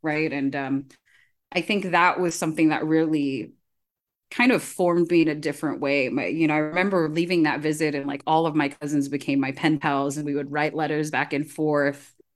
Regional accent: California, United States; I grew up Filipino in California

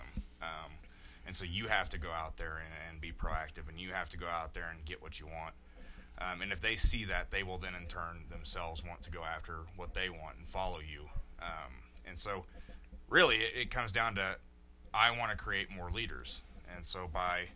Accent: Missouri, United States; moved away as an adult; I'm from Missouri, small town. Grew up in a small town

